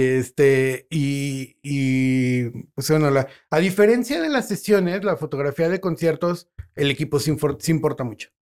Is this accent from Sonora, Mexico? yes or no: no; León, Guanajuato, Mexico; presumo a mi León